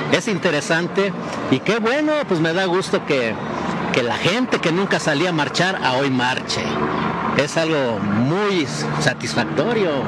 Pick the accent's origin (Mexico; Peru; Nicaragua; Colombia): Mexico; soy mexicano al 100%